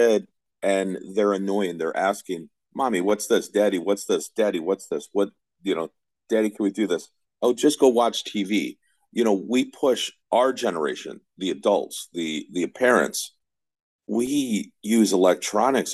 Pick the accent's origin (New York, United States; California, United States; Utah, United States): New York, United States; Herkimer; now in Capital Region, New York, United States; I grew up in Herkimer, and we didn't have MTV